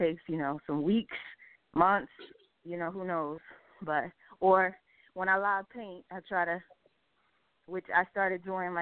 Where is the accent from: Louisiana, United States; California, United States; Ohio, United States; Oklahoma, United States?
Oklahoma, United States; moved away as an adult; now in Washington, D.C., United States; I'm from Oklahoma